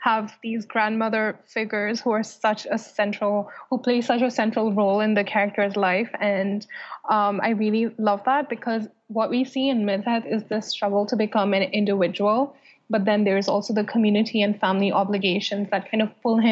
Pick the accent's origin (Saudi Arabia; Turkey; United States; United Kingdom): Saudi Arabia; moved away; growing up in Saudi Arabia